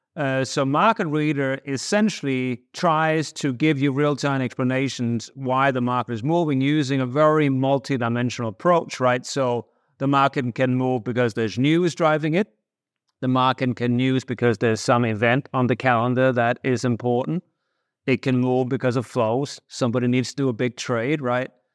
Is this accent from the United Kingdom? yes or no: no; Denmark; moved away as an adult; now in United States; I grew up in Denmark in the eighties